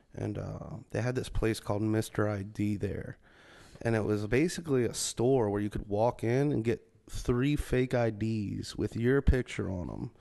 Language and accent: English; Metairie, Louisiana, United States; I grew up in Metairie. It's like a suburb of New Orleans.